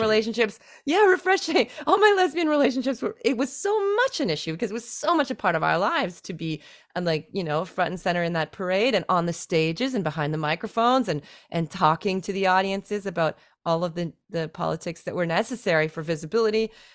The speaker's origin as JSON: {"language": "English", "country": "Canada", "moved": "as an adult", "lives_now": "China", "said": "my identity as a Canadian"}